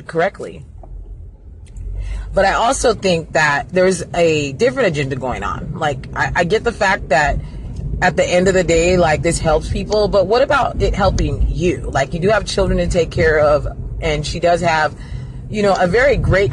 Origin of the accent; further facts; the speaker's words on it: United States; I'm not African because I'm not from Africa, so I'm an American